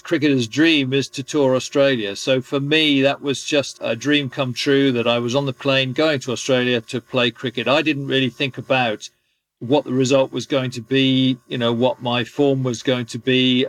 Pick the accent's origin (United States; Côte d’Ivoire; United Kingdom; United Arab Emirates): United Kingdom; England; being an Englishman